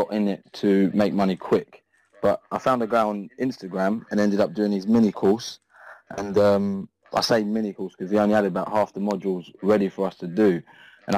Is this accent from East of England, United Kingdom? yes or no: no; London, United Kingdom; moved away as an adult; now in Essex, United Kingdom; I grew up in London